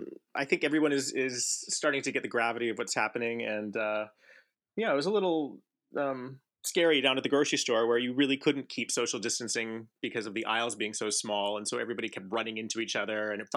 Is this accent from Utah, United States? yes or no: no; Los Angeles, California, United States; I was born in Los Angeles at the Hollywood Presbyterian, so I haven't gone very far. I'm still in Hollywood.